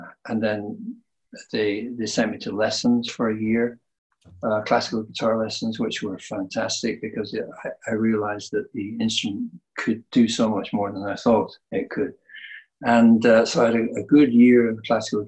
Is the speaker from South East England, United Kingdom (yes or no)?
no; Darwen, North West England, United Kingdom; moved away; also born or lived in California; I was brought up in Lancashire in a place called Darwin between Blackburn and Bolton